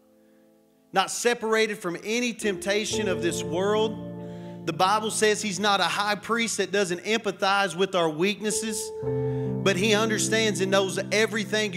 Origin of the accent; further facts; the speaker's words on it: Matador, Texas, United States; I am West Texan. I grew up in this area. I grew up in Matador, just down the street from this place